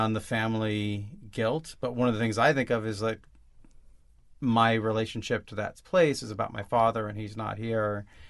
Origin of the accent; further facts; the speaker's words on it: Olympia, Washington, United States; moved away as an adult; also born or lived in Los Angeles, United States; I grew up in Olympia. The reason I grew up in Olympia is because my father was one of the founding faculty at the Evergreen State College.